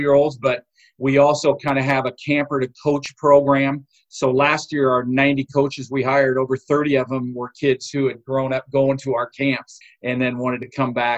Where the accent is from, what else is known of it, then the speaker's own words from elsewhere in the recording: Seattle, Washington, United States; I was born in Seattle, I'm one of those few Huskies.